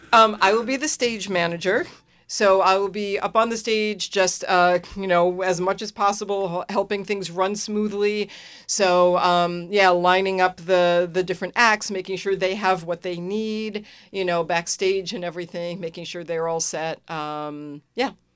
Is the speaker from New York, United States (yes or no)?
yes; Long Island, New York, United States; moved away as an adult; also born or lived in Santa Cruz, California; now in Willimantic, United States; I grew up in New York